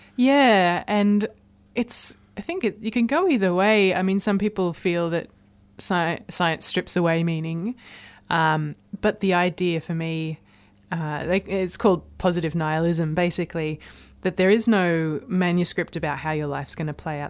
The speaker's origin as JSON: {"language": "English", "area": "Blue Mountains, near Sydney", "region": "New South Wales", "country": "Australia", "tie": "born or raised there", "moved": "yes", "lives_now": "Melbourne, Australia", "said": "I grew up in the Blue Mountains, which is near um, Sydney, and it's just a stunning part of the world."}